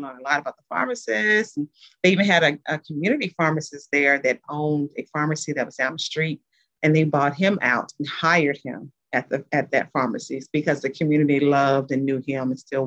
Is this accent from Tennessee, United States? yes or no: yes; Tennessee, United States; moved away as an adult; also born or lived in New Orleans, Louisiana; now in Midwest, United States; I am originally from Tennessee, so I'm a Southern girl, but I live in the Midwest.